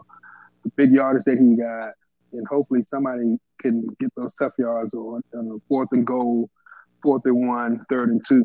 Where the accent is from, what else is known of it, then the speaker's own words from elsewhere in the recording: Washington, District of Columbia, United States; moved away as an adult; also born or lived in Norfolk, Virginia / New York; I grew up in Southeast D.C.